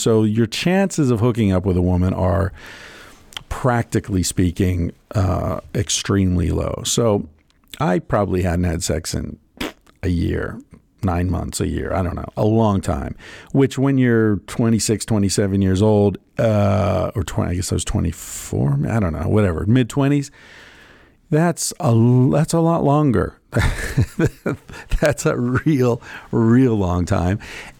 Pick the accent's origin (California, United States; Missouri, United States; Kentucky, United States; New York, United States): New York, United States; Cazenovia; that she and I had graduated from the same high school. in Cazenovia, fucking New York. Tiny little town.